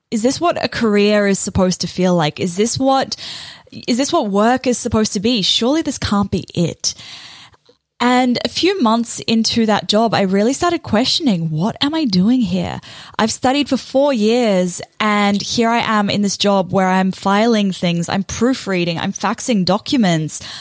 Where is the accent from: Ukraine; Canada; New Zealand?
New Zealand; moved away as an adult; now in Australia; I moved to Australia from New Zealand and I landed what I thought was my dream job working for a pretty good company.